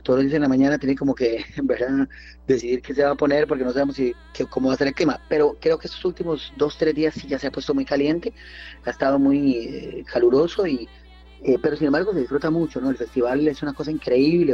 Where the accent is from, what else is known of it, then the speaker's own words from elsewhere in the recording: Costa Rica; como costarricenses, como ticos